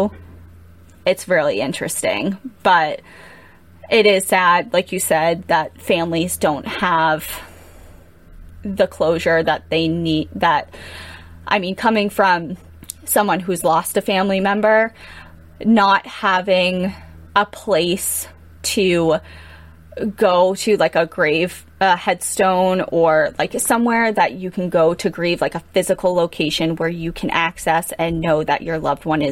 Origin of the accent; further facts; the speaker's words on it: United States; as an American